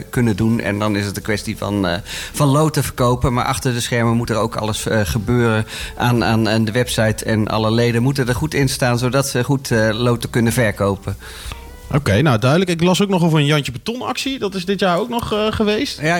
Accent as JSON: {"language": "Dutch", "town": "Bunnik", "region": "Utrecht", "country": "Netherlands", "lives_now": "Houten, Netherlands", "said": "vroeger handbal in, uh, in Bunnik, waar ik vandaan kom, maar al heel lang inmiddels in Houten woon."}